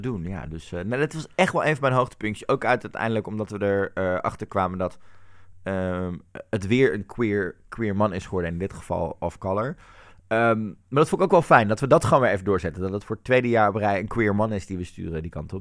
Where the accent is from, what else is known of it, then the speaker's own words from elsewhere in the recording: Netherlands; als Nederlanders